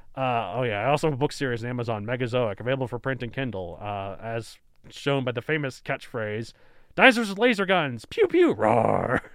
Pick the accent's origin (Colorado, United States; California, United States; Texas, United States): Texas, United States; I grew up in Texas